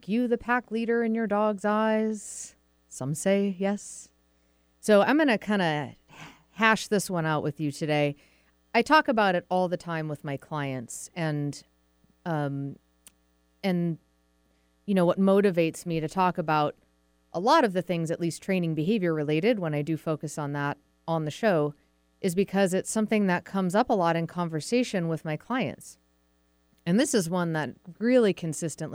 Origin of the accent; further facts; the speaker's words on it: Massachusetts, United States; moved away as an adult; also born or lived in Vermont; now in Seattle, United States; I'm from New England originally, grew up in Massachusetts, went to school in Vermont, college in Vermont.